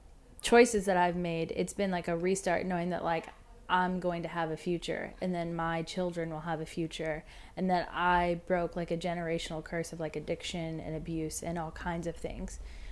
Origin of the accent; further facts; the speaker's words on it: Warsaw, Indiana, United States; now in Nashville, United States; I'm a songwriter here in Nashville, originally from a small town called Warsaw, Indiana.